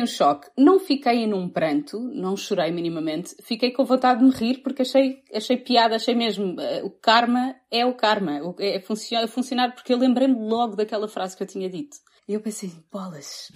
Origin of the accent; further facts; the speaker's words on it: Cascais, Lisbon, Portugal; moved away as an adult; now in United States; Sou nascida criada, e criada em Cascais, portanto, sou, apesar do meu nome ser zero português, sou portuguesa